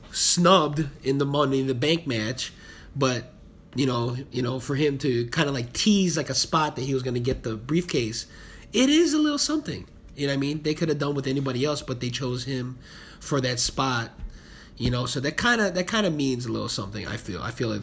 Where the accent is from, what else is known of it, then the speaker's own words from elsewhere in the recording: Palos Hills, Illinois, United States; Pelos Hills.